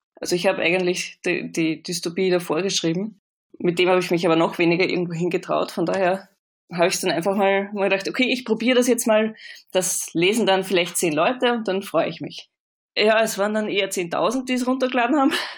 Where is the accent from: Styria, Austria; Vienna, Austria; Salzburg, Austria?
Vienna, Austria; moved away as an adult; now in Hamburg, Germany; ich komme aus Österreich, das hört man wahrscheinlich auch ein bisschen. Bin in Wien aufgewachsen